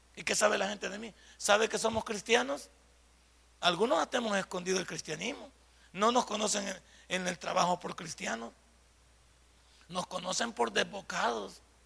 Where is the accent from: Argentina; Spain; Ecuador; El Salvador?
El Salvador; cuando decimos que somos, que somos del Salvador